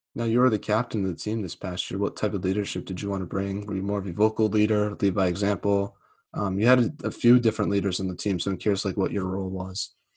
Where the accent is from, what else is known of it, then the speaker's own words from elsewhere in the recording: New England, United States; I'm from the New England area